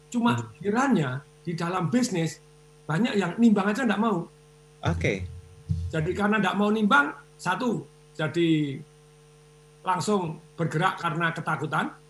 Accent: Surakarta, Central Java, Indonesia; saya juga saya dalam kondisi deg-degan di kampung saya di Solo itu kerja bakti tidak pakai masker 69 orang kena semua

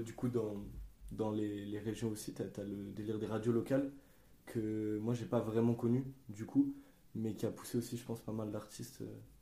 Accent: Grenoble, Auvergne-Rhône-Alpes, France

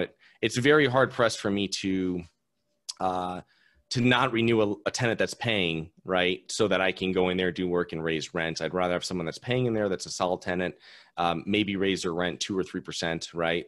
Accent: Connecticut, United States; now in Florida, United States; I'm originally from Connecticut, a very tenant friendly state

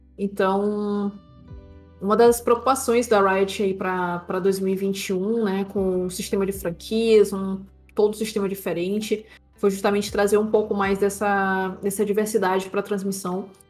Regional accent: São Luís, Maranhão, Brazil; eu sou natural de São Luís, Maranhão. Então, sou aqui do Nordeste brasileiro

